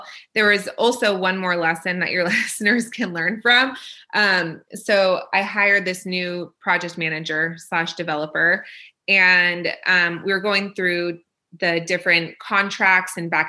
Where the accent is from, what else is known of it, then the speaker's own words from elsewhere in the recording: Israel; born there; So I was born in Israel.